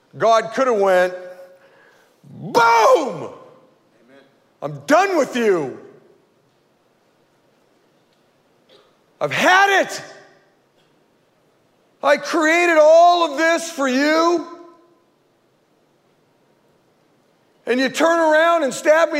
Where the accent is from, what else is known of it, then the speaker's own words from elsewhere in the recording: Modesto, California, United States; I grew up right here in Modesto, went to Fremont Elementary School